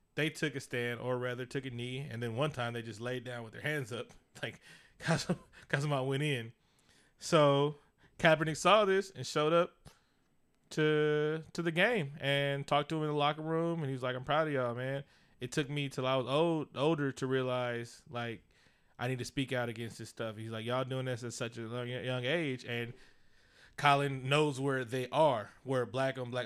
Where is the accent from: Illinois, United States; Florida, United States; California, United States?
California, United States; Oakland; I'm from East Oakland, from deep